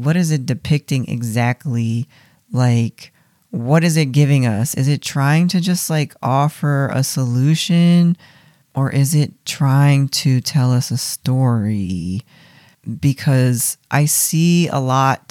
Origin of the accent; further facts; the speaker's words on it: Philadelphia, Pennsylvania, United States; I'm from Philadelphia and we're haters here.